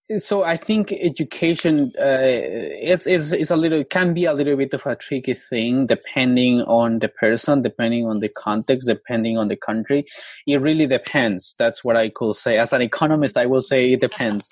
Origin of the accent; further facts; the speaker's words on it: Colombia; now in United States; I grew up in Colombia in the mountains. Uh, I am from an indigenous community. My tribe is called the NASA people